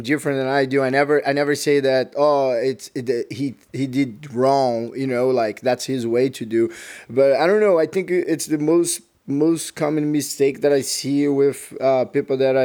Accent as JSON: {"language": "English", "town": "Maceió", "region": "Alagoas", "country": "Brazil", "second_language": "English", "moved": "yes", "said": "I'm from Maceió and North Brazil"}